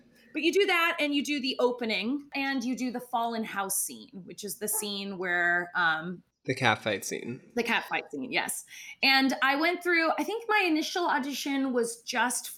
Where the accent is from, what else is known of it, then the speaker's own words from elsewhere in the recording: Palm Desert, California, United States; I'm from Palm Desert, California. So my parents used to drive me into Los Angeles to see the tours